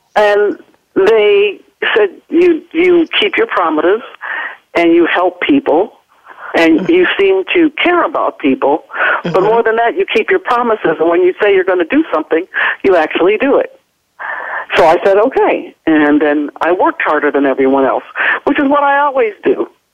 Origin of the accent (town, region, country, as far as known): Ohio, United States